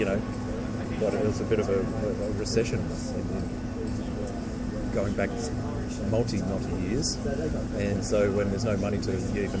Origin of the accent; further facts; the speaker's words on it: Victoria, Australia; moved away; also born or lived in Tasmania; I grew up in Victoria.